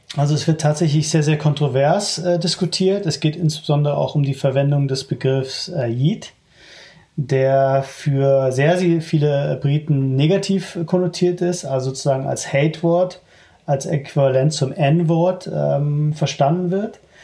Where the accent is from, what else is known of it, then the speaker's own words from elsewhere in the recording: Germany; Ich bin sehr happy damit, äh, Deutsche zu sein.